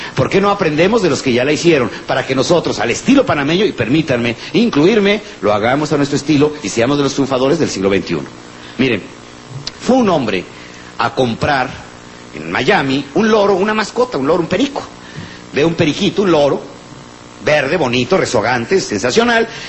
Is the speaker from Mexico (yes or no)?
yes; Mexico; somos los mexicanos